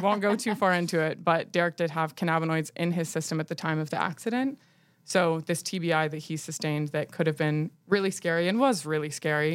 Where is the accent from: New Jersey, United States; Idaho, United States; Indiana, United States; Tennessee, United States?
Tennessee, United States; Nashville; also born or lived in New York; I'm from Nashville